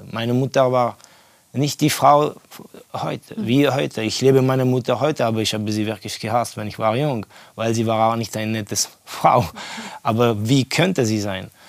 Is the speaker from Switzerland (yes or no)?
no; Estonia; German is a second language; Ja, ich bin aufgewachsen in Estland während der Kommunismuszeit.